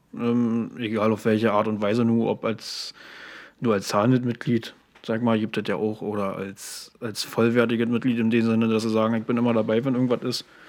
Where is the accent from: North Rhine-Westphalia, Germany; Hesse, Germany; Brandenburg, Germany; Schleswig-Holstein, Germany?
Brandenburg, Germany; Uckermark; geboren wurde in der Gegend, sag mal, und da sein, sein Leben verbracht hat bisher